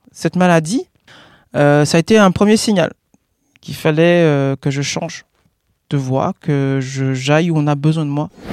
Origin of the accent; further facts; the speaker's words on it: Guadeloupe; Je suis né en Guadeloupe